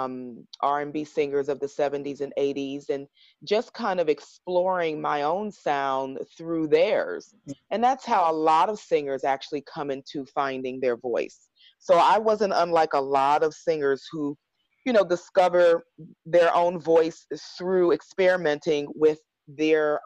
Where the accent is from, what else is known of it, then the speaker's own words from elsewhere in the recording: Harrisburg, Pennsylvania, United States; I grew up in a town right outside Philadelphia, Harrisburg, Pennsylvania